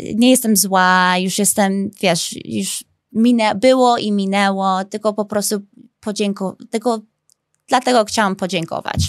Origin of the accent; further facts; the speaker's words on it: Chicago, Illinois, United States; accent: American; Polish is a second language; now in Poland; jestem amerykańska, bo się urodziłam w Chicago